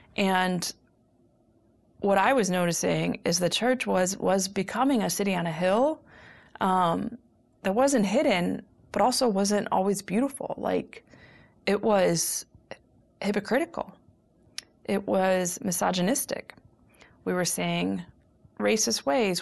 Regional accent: Chicago, Illinois, United States; also born or lived in Los Angeles / upstate New York; I am a Chicagoan through and through. I've, uh, lived in Los Angeles some. I've, I've lived in upstate New York some, but Chicago is, is my, is my blood.

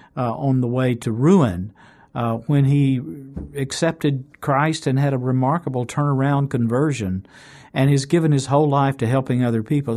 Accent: Chattanooga, Tennessee, United States; when I was growing up in Chattanooga, Tennessee

